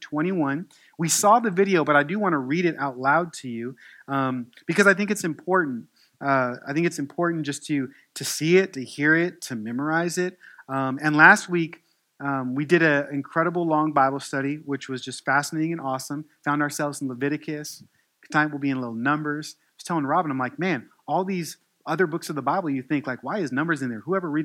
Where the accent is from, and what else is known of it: United States; accent: American; Southern twang